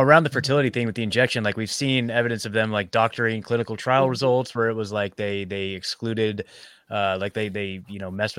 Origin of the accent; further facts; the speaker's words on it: Scotland, United Kingdom; I don't know. I'm Scottish too.